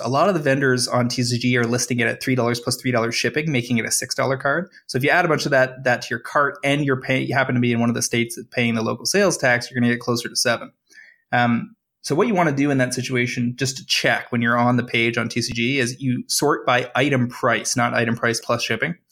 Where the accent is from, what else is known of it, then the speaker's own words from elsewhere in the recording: Toronto, Ontario, Canada; I'm from Toronto